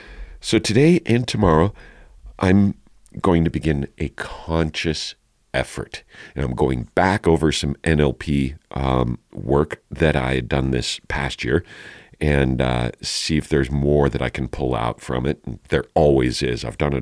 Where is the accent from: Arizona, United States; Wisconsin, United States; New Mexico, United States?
New Mexico, United States; Santa Fe; born there; I was born in down in Santa Fe while my bio dad was going to college on his GI Bill from his two tours of Vietnam.